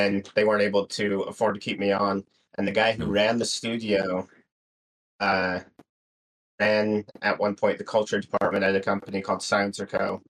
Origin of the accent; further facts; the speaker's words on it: West Jordan, Utah, United States; also born or lived in Arizona; now in Tooele, United States; I grew up in West Jordan. I lived in Arizona for a year, but in West Jordan, ended up in Tooele just because that's where I could afford a house.